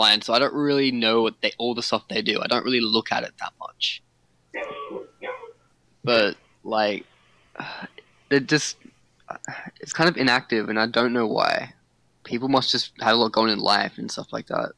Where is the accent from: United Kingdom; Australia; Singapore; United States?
Australia; I'm Australian